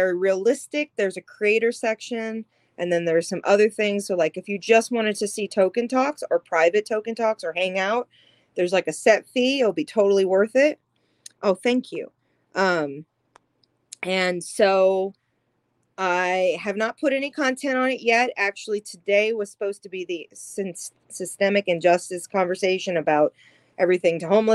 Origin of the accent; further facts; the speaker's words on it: Louisiana, United States; I am from Louisiana